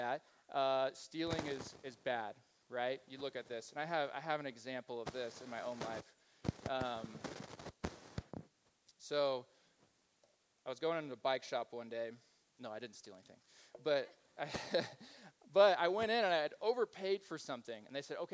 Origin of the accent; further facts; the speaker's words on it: Kansas, United States; moved away; I grew up in Kansas. I grew up in a Mennonite Brethren community